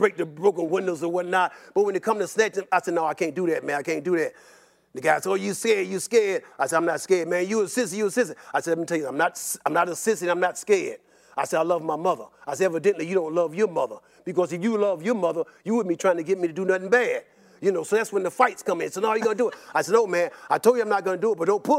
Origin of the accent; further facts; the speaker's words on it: Chicago, Illinois, United States; when I was growing up in Southside Chicago